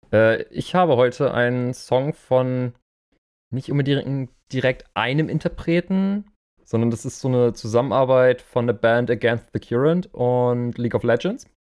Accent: Germany; hier bei uns in Deutschland

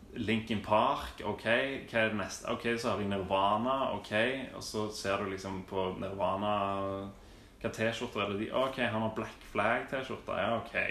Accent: Stavanger, Rogaland, Norway; jeg vokste opp i Hillevåg

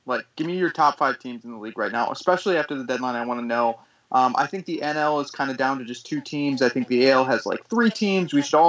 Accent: Illinois, United States; I'm from Illinois.

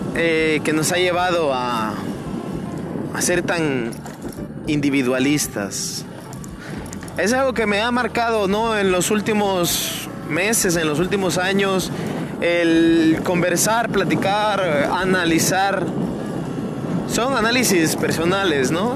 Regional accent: Mexico; en mi país

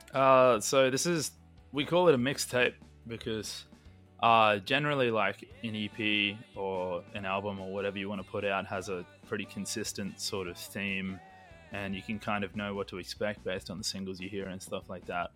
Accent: Queensland, Australia; we're we're from Queensland

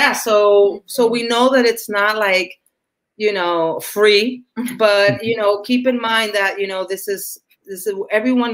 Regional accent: New York City, New York, United States; I'm also from Washington Heights, Dominican

